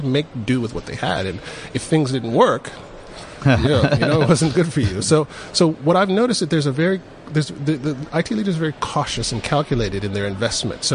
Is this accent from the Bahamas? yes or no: no; Atlanta, Georgia, United States; moved away as an adult; now in South Africa; I'm originally from Atlanta